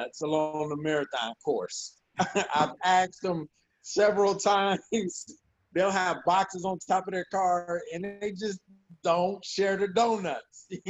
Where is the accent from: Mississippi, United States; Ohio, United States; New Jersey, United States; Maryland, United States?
Ohio, United States; I grew up in Ohio